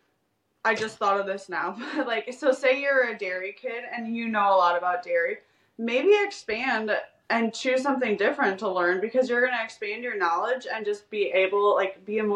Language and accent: English; Wisconsin, United States; I'm from Wisconsin